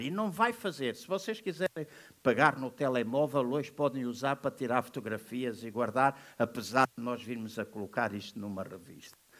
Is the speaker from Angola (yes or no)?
yes; Angola; Eu sou angolano da nascença